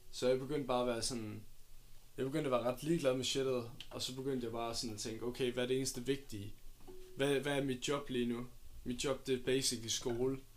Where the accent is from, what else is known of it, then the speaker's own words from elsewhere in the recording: Odense, Southern Denmark, Denmark; born there; Jeg, øh, jeg er født i Odense.